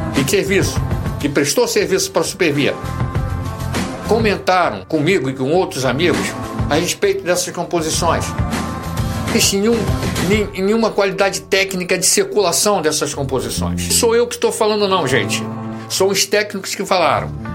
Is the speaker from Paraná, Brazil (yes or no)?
no; Rio de Janeiro, Brazil; Eu sou Fluminense do Estado, do Rio de Janeiro